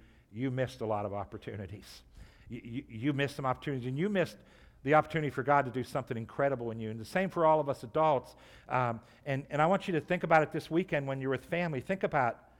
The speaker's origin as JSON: {"language": "English", "area": "Trumbull County", "region": "Ohio", "country": "United States", "tie": "born or raised there", "said": "I grew up here in Trumbull County. I went to JFK, and then my last year went to Hallen."}